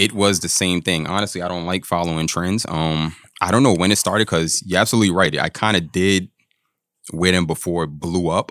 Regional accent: New York, United States; also born or lived in Long Island / Florida; Born and raised in New York

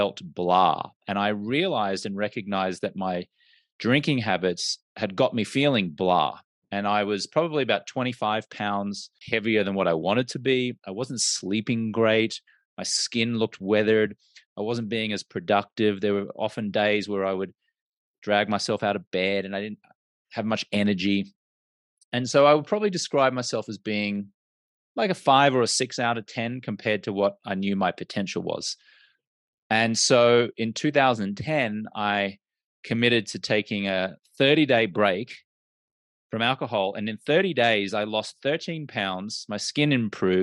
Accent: Australia; now in United States; I'm an Australian American and I grew up in an Australian culture where drinking was just the norm

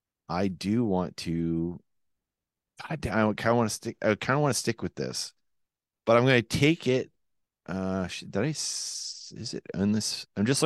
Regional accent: Quebec, Canada; accent: Quebec; That's my Quebec accent trying to imitate Finland accent. Finland by way of Quebec.

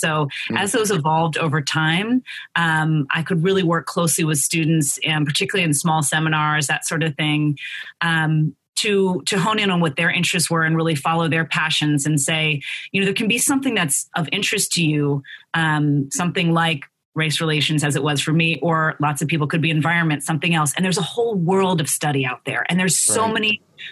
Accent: Philadelphia, Pennsylvania, United States; growing up in Philadelphia in a politically active, socially active family and neighborhood

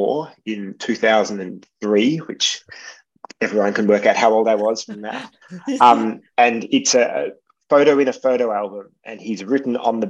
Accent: Melbourne, Victoria, Australia; I grew up in Armidale in the relatively inner suburbs of Melbourne.

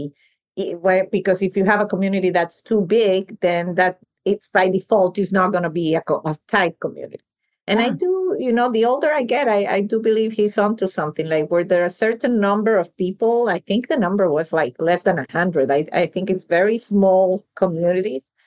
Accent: Venezuela; moved away; I was born and raised in Venezuela, but my family is Sicilian.

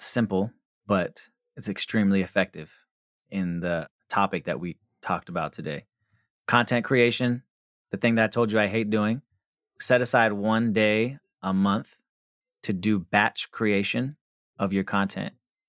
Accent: West Coast, United States; I'm from the West Coast

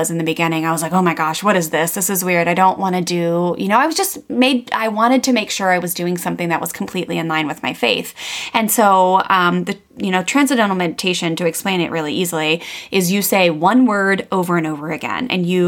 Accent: Maryland, United States; I grew up in Maryland, … and I both did, on the East Coast of the United States, very close to Washington, DC

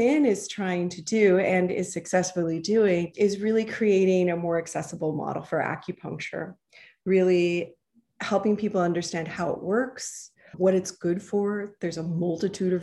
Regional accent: Seattle, Washington, United States; I grew up in Seattle

